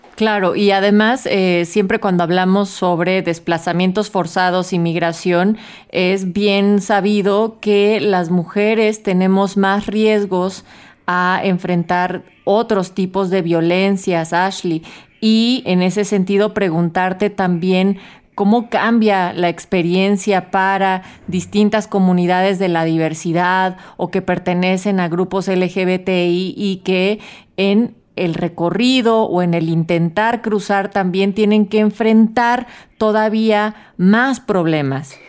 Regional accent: Mexico; como mexicanas y mexicanos

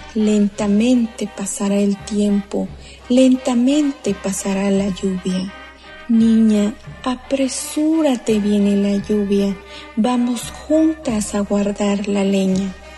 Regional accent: Atlamajalcingo del Monte, Guerrero, Mexico; first language Mixtec (Tu'un Savi); Spanish is a second language; yo soy originaria de 5 del Monte Guerrero, región montaña. Como lo he expresado en mi lengua materna Tunzabi

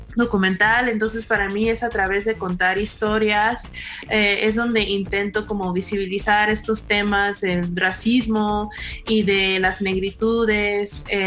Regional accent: California, United States; moved away as an adult; now in Mexico; yo soy afrochicana y crecí mi infancia en un pueblo chiquito en California, pero crecí en una comunidad muy mexicana

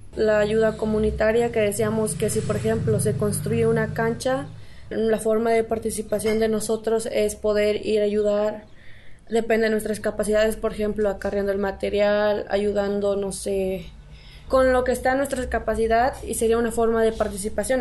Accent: Xoxocotla, Morelos, Mexico; soy de aquí de Sosocotla

